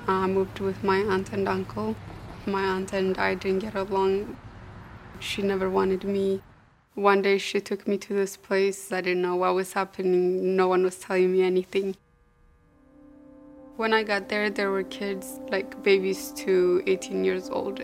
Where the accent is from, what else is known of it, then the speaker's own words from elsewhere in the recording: Ethiopia; I grew up in Ethiopia.